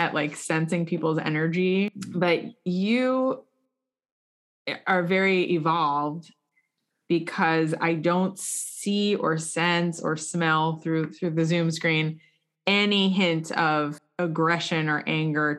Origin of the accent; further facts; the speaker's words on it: United States; moved away; also born or lived in Jerusalem; I'm an American